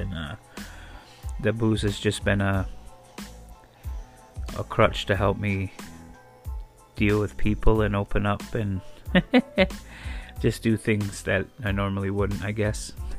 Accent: Akwesasne, New York, United States; But like I said, I come from Makwasasne, I'm Native American

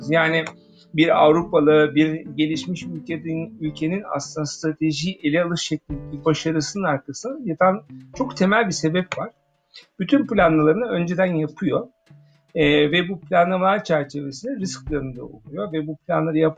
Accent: Germany; Almanya'da büyüdüm. Bir Alman e, kafasına sahibim.

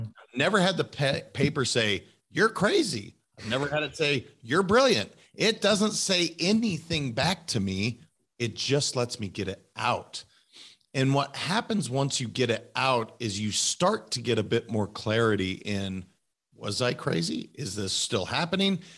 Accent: Montana, United States; also born or lived in California; now in Florida, United States; I'm a kid from Montana

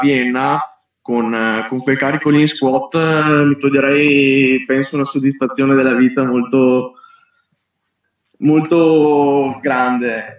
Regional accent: Verona, Veneto, Italy; Io sono di Verona

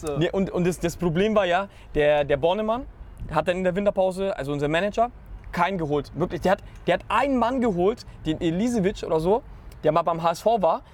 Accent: Nuremberg, Bavaria, Germany; ich komme direkt aus Nürnberg, wenn ich jetzt mal vergleiche, wo ich in der Schule war

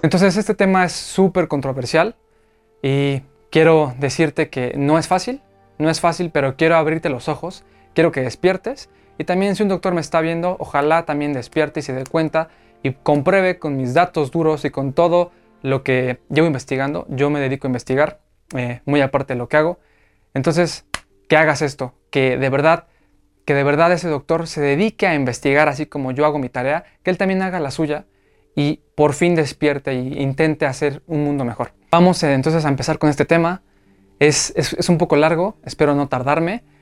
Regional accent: Mexico; aquí en México, en mi país

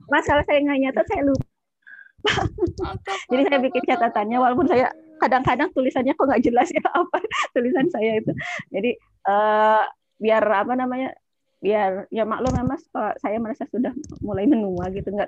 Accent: Garut, West Java, Indonesia; now in Palembang, Indonesia; apalagi saya juga kan orang Garut tinggal di Palembang orang Garut itu kan senang yang beraci-aci gitu ya

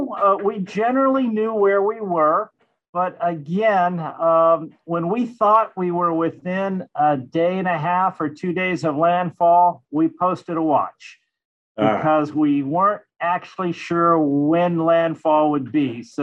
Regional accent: Marshall Islands; I grew up in the Marshall Islands. And if you drew a straight line between Australia and Hawaii, it's about halfway.

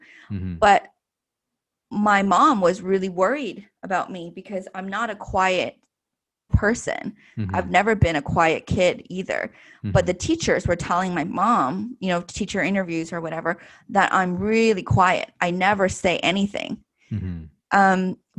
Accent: Canada; I feel like I always feel that I'm Chinese Canadian, mm-hmm. you know, like I think that Chinese heritage is always a part of me.

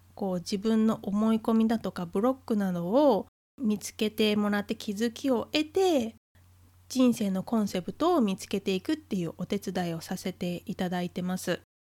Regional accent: Japan; 日本という国に生まれ育って生活して

